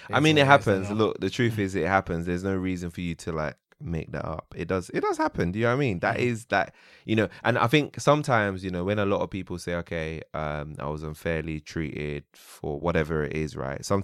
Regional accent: Nigeria; also born or lived in United Kingdom; I'm Nigerian and British. I can't do that.

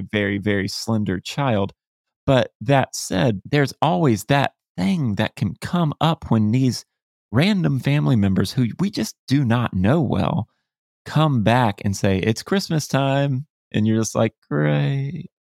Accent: Florida, United States; I grew up in Florida, you know, it's hot here

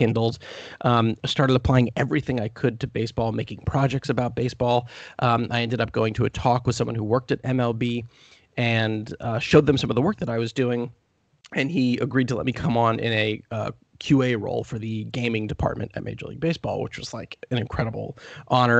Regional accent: Columbia, Maryland, United States; I was born in Columbia, Maryland, which is like right in between Baltimore and D.C.

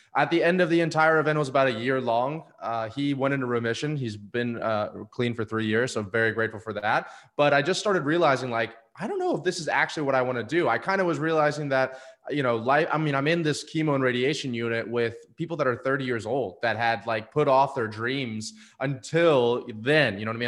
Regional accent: Destin, Florida, United States; moved away as an adult; also born or lived in Atlanta, Georgia; my hometown in Destin, Florida

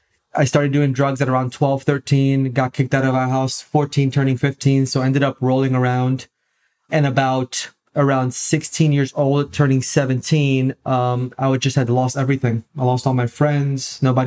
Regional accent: Orlando, Florida, United States; now in Tampa, United States; been in Tampa, Florida now for about 5 years. Pentecost Sunday will be 5 years here in the Tampa area. Born and raised in Orlando, Florida. So I'm not too far from where I was born and raised, about 2 hours from there now.

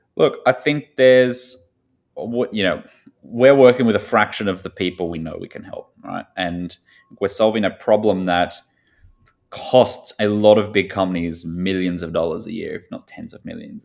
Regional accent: Australia; moved away as an adult; also born or lived in Sydney / Chicago; now in New York, United States; I grew up, uh, a little bit south of the U S and, and to the right in a small town in Australia

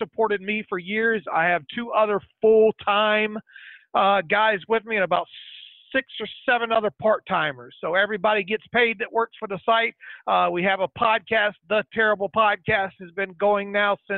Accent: Florida, United States; I'm born and raised in Florida

